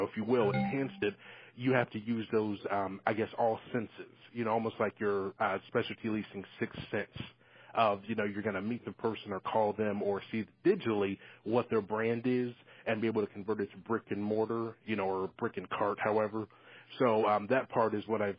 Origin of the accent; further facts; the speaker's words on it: Columbus, Ohio, United States; I'm from Ohio, Columbus, Ohio